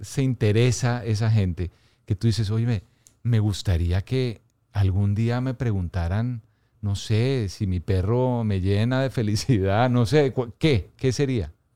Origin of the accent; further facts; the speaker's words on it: Bogotá, Colombia; yo nací y crecí en Bogotá